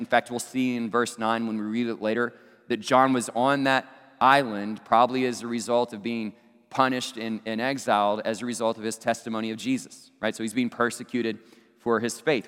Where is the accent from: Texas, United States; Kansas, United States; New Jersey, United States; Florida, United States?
Texas, United States; Abilene; my hometown Abilene Christian University